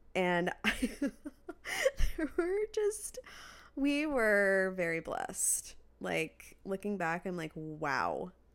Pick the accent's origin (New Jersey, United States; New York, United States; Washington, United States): Washington, United States; Redmond; when I was growing up in Washington